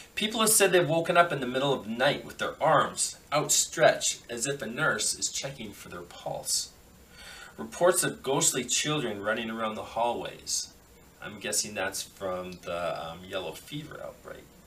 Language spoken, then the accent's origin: English; Canada; I'm Canadian